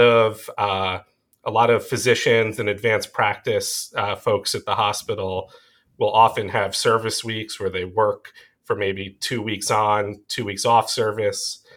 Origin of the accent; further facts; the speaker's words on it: Long Island, New York, United States; accent: Long Island; moved away as an adult; also born or lived in Rochester, New York / Tel Aviv, Israel; I was born and raised on Long Island, and I try and hide the New York accent, the Long Island accent